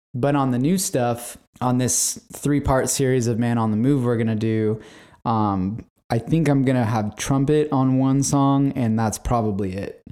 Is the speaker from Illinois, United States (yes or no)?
no; San Diego, California, United States; I'm born and raised in San Diego, California.